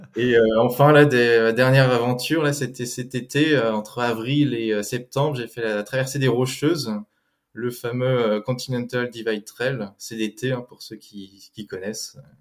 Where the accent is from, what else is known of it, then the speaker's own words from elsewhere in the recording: France; also born or lived in Eugene, Oregon, United States / Germany; Je suis né aux États-Unis, à Eugène, dans l'Oregon, mais j'ai grandi en France.